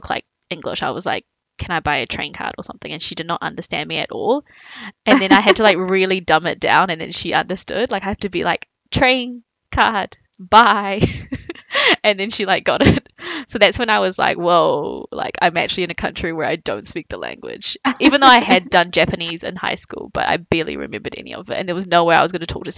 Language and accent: English; Auckland, New Zealand; also born or lived in Taiwan; I was born in Taiwan and then I moved to New Zealand when I was 4